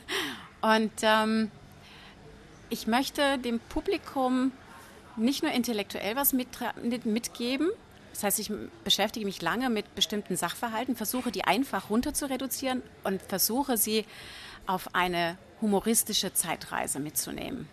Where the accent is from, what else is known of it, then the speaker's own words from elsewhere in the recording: Franconia, Bavaria, Germany; ich komme aus Franken